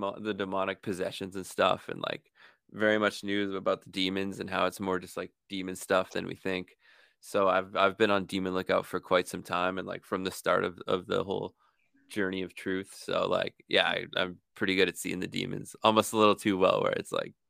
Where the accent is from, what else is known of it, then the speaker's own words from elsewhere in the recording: Canada; I'm pretty obnoxious for a Canadian